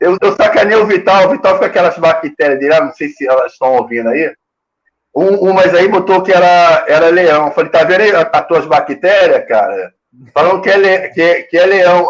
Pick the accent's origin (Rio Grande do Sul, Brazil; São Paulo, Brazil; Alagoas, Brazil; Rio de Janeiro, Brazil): Rio de Janeiro, Brazil; eu sou carioca